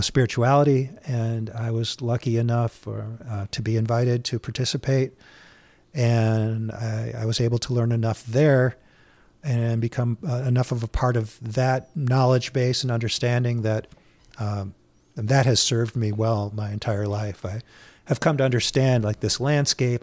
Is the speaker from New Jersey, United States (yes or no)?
no; St. Louis Park, Minnesota, United States; I grew up in Saint Louis Park